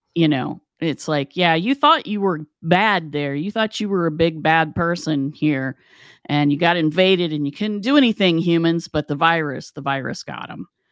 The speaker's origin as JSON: {"language": "English", "region": "West Virginia", "country": "United States", "tie": "born or raised there", "said": "we grew up in West Virginia"}